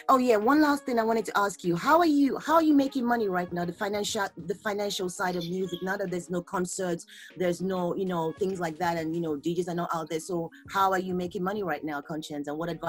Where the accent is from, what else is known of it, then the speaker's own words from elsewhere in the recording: Nigeria; accent: Nigerian; So I'm representing Nigeria, green, white, green.